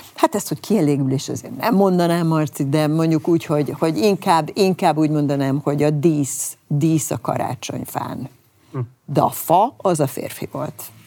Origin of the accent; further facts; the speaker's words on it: Hungary; mi nem franciák vagyunk